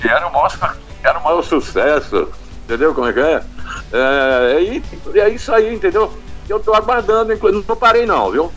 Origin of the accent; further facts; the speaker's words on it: Caruaru, Pernambuco, Brazil; moved away as an adult; now in Pará, Brazil; eu sou de Caruaru, Pernambuco